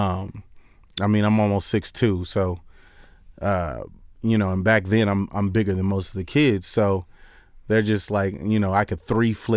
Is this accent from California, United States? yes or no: yes; Long Beach, California, United States; I grew up in Long Beach in California